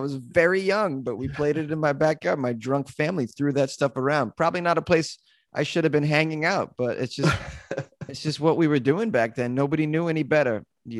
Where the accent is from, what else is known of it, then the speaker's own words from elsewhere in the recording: Massachusetts, United States; Oh, Massachusetts.